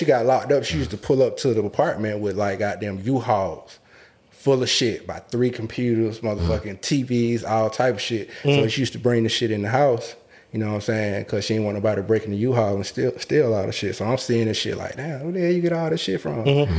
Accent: Atlanta, Georgia, United States; So, for me, Allen Temple Projects, I'm going to give you the picture.

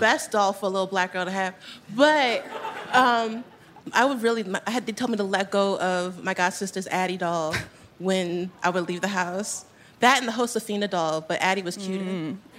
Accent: Baltimore, Maryland, United States; moved away as an adult; also born or lived in New York; I'm from Baltimore

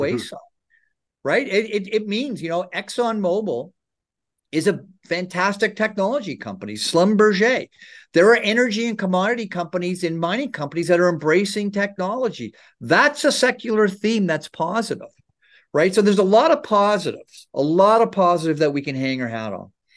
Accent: Ontario, Canada; I grew up in Ontario

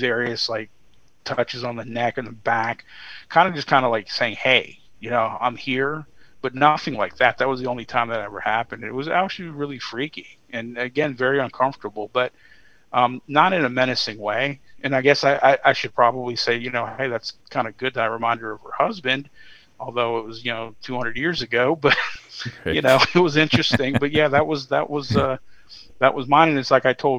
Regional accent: Virginia, United States; My home state of Virginia

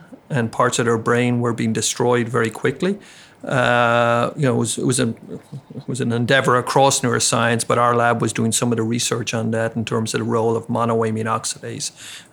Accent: Ireland; moved away as an adult; also born or lived in Baltimore; now in Chicago, United States; I grew up in Ireland

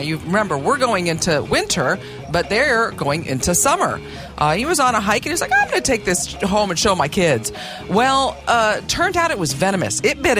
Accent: Oklahoma, United States; moved away; growing up in Oklahoma, there were snakes.

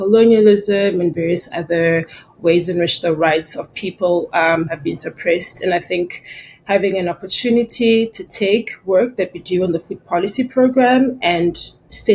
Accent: South Africa; my home country, South Africa

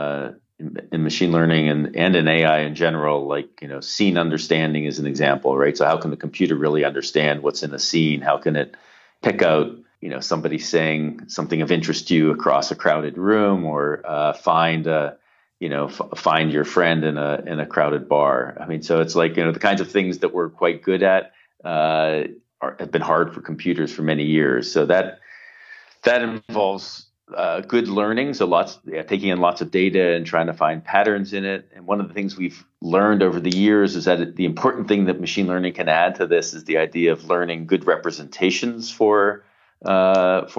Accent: Pittsburgh, Pennsylvania, United States; now in Toronto, Canada; I was growing up in Pittsburgh

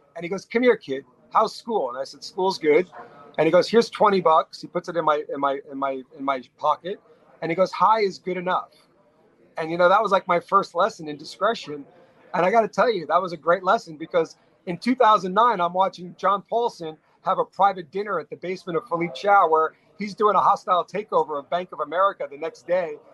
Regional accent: Garden City, New York, United States; I grew up in Garden City.

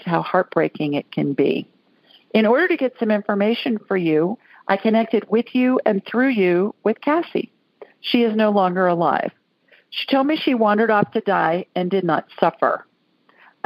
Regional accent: Worthington, Ohio, United States; now in Alabama, United States; I grew up in Worthington, right next door

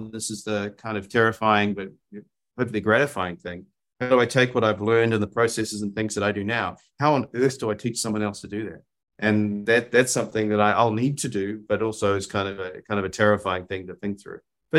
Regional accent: New Zealand; now in Austin, United States; I you can tell by my accent, I'm not from Austin, Texas. I grew up in New Zealand, long way away from everywhere else.

